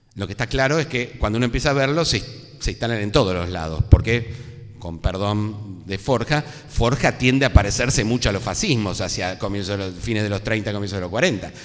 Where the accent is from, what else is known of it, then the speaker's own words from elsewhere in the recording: Argentina; somos argentinas